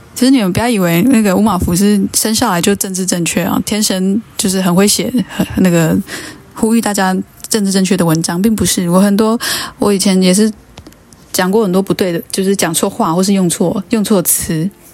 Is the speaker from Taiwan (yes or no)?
yes; Taiwan; 其实对我们原住民族人来讲